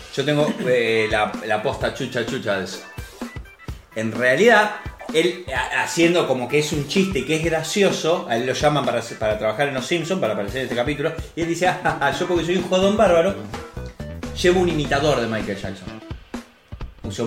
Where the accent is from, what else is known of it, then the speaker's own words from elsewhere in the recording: Rosario, Santa Fe, Argentina; acá en Rosario. No somos argentinos, somos rosarinos